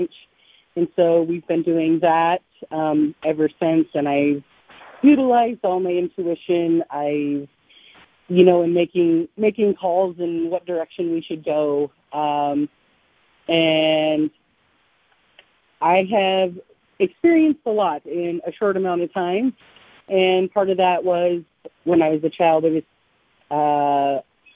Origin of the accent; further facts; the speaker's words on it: southeastern Montana, United States; I am from southeastern Montana.